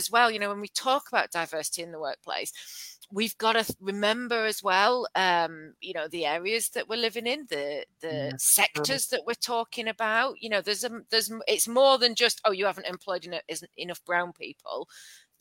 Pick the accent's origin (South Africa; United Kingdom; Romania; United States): United Kingdom; London; also born or lived in Leyland; now in Bacup, United Kingdom; I was born in Hackney and brought up there